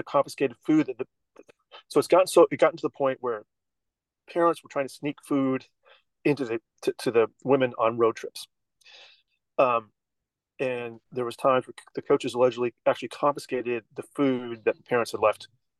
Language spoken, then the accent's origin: English; Washington, United States; I grew up in Washington State